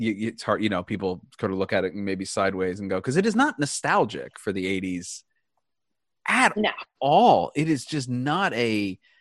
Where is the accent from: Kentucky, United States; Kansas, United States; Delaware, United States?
Delaware, United States; Wilmington; I grew up in Wilmington, Delaware.